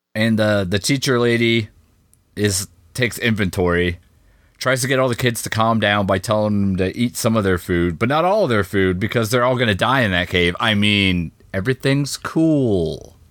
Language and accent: English; United States; I'm an American